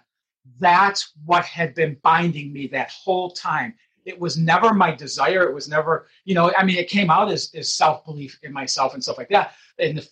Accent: Detroit, Michigan, United States; being raised in Detroit, Michigan

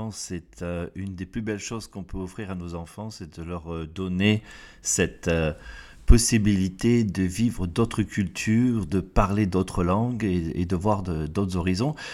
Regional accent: France; Et là, alors, du coup, en tant que Français

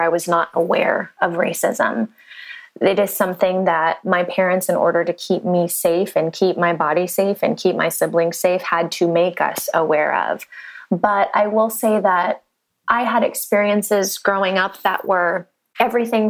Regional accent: San Diego, California, United States; moved away as an adult; also born or lived in Santa Barbara, California / Los Angeles, California; now in Nashville, United States; I grew up in San Diego, California

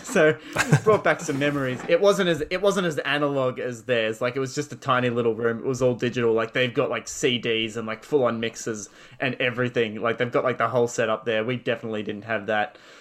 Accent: Australia

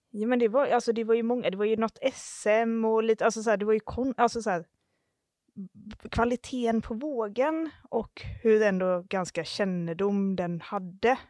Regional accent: Halmstad, Halland County, Sweden; moved away as an adult; also born or lived in Iceland / New Zealand / Stockholm; vi kommer från Halmstad och eh, nu bor vi faktiskt båda i Halmstad igen

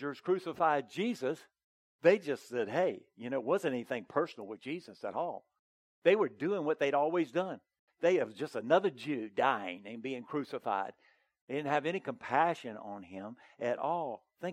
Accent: the South, United States; I was raised in the South

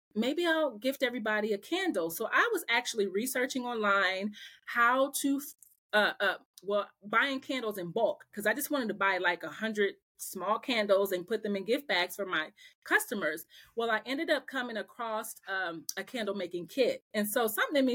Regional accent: Omaha, Nebraska, United States; moved away as an adult; now in Atlanta, United States; I'm from Omaha, Nebraska

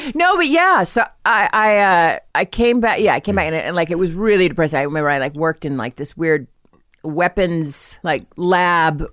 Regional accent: Norwell, Massachusetts, United States; now in Los Angeles, United States; I'm from, uh, Um, Norwell, Massachusetts

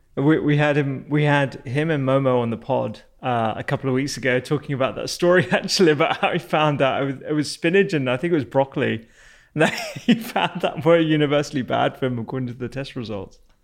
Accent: United Kingdom; we got Dynasty over here in the UK a little bit later

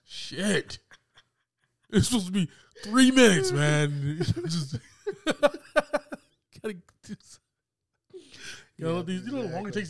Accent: the South, United States; Because we're from the South.

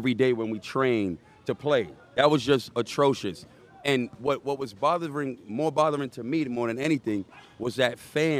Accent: New York City, New York, United States; I'm from the Bronx. Born and raised in the Bronx

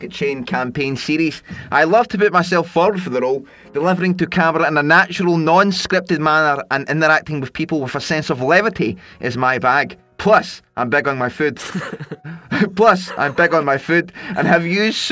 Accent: Scotland, United Kingdom; now in London, United Kingdom; I'm Scottish.

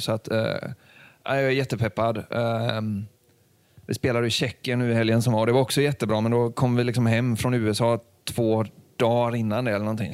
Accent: Sweden; vi är ju svenskar

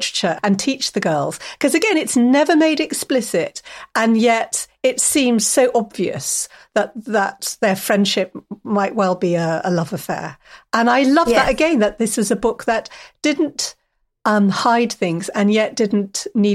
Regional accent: Kingston upon Thames, London, United Kingdom; I went to school in Wimbledon, and I grew up near Wimbledon in Kingston-upon-Thames

